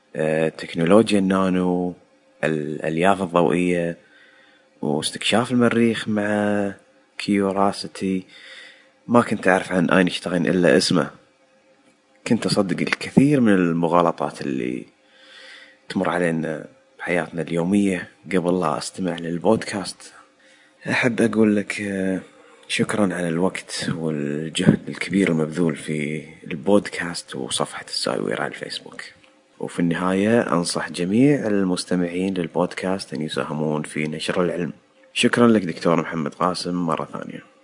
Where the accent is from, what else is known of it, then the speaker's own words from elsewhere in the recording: Kuwait; also born or lived in Iraq (ancestry); now in United States; من مواليد فيلشا بالكويت الأصل العراقي ساكن في أمريكا